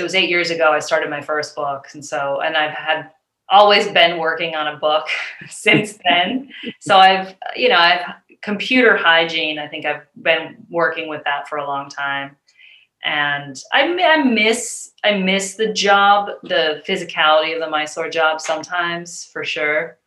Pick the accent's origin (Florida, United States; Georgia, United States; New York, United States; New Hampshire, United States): New Hampshire, United States; also born or lived in Boston, Massachusetts; now in Portland, Maine, United States; We're from New Hampshire